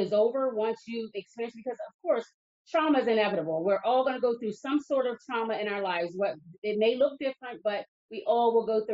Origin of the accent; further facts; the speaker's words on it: Lower Delaware, United States; also born or lived in New Castle County, Delaware; I was born and raised down in Lower Delaware